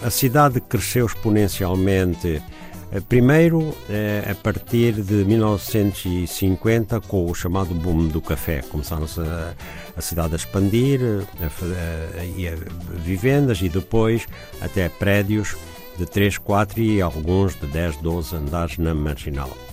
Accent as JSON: {"language": "Portuguese", "town": "Luanda", "region": "Luanda Province", "country": "Angola", "tie": "born or raised there", "said": "A cidade onde nasci é, é Luanda"}